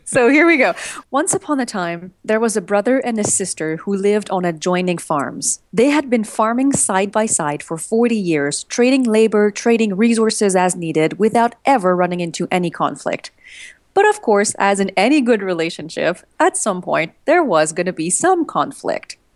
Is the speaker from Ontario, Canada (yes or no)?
no; Montreal, Quebec, Canada; now in United States; My husband and I, we're from Montreal, but we live in the U S.